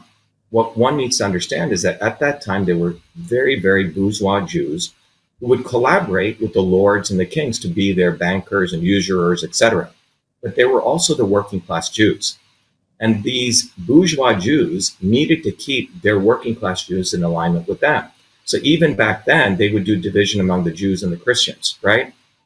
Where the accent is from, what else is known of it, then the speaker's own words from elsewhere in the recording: Paterson, New Jersey, United States; when I came to the United States, you know, I grew up in Patterson, which is a very poor African-American public school system, then Clifton.